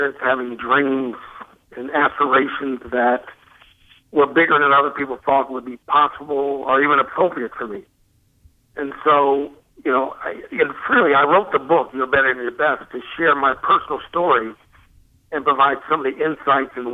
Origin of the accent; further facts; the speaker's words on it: Columbus, Ohio, United States; I grew up in Columbus, Ohio